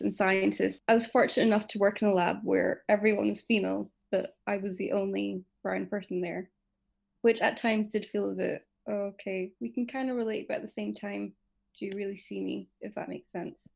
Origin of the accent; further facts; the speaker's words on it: Edinburgh, Scotland, United Kingdom; born and raised in Edinburgh. I'm ethnically Pakistani, if you didn't know. Um, I've spent my whole life here